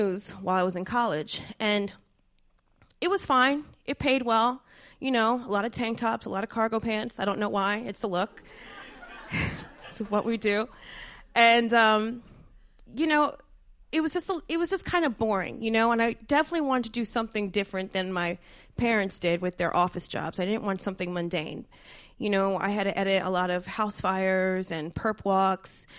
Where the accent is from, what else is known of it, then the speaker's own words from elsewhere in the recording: New Jersey, United States; I'm from Jersey